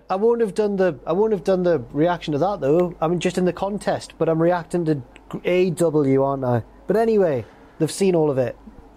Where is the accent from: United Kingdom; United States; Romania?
United Kingdom; England; because we're English.